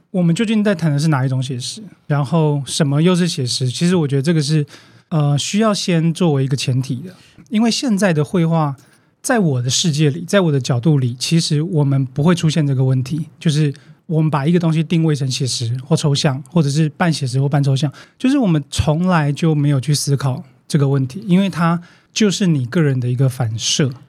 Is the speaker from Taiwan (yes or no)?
yes; Taiwan; 但是我们在现在台湾看到的最大的问题是什么？